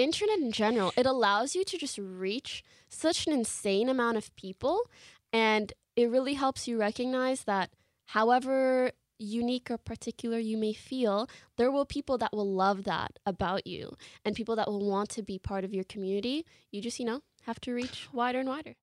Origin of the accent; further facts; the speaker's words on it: Canada; moved away as an adult; now in Los Angeles, United States; I come from Canada, that's where I grew up